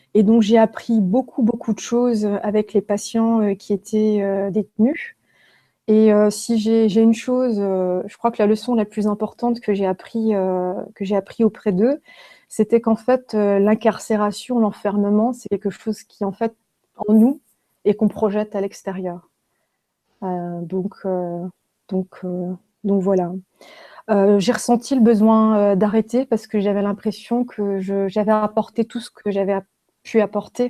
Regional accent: Haguenau, Grand Est, France; je suis née en Alsace, à Haguenau

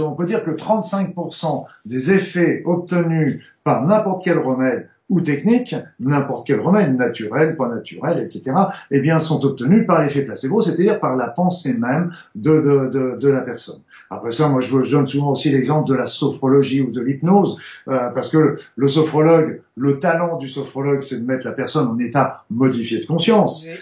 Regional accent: France; je suis français

